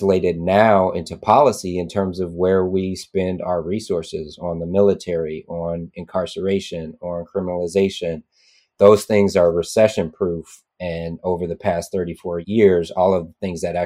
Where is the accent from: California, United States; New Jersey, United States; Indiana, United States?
California, United States; Oakland; I grew up in Oakland